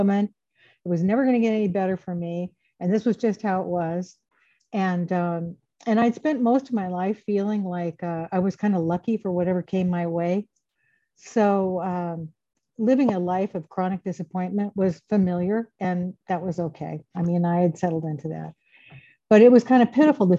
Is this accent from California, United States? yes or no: yes; Grass Valley, California, United States; moved away as an adult; now in Iowa City, United States; I grew up in Northern California, Grass Valley, Nevada City.